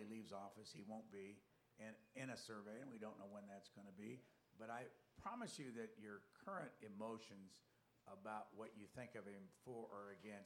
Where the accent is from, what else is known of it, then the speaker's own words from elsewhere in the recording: Tippecanoe County, Indiana, United States; I'm from Tippecanoe County, Indiana